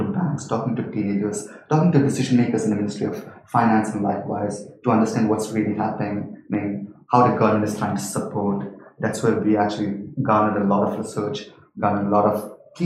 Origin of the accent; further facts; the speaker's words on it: Saudi Arabia; I was born and raised in Saudi.